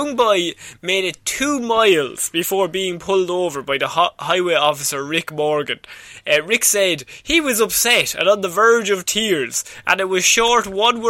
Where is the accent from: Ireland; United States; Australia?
Ireland; We grew up in Ireland, though.